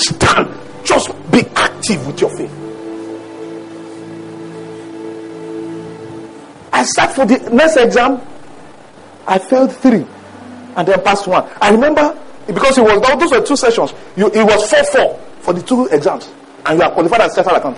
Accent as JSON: {"language": "English", "town": "Mokwa", "region": "Niger State", "country": "Nigeria", "tie": "born or raised there", "moved": "yes", "said": "I grew up in Mokwa. Do you know where Mokwa is? Mokwa is Niger State."}